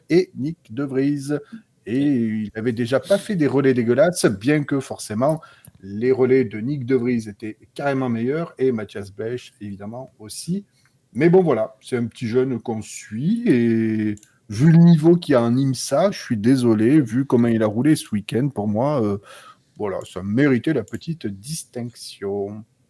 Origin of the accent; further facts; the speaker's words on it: the South, southern France, France; je suis sudiste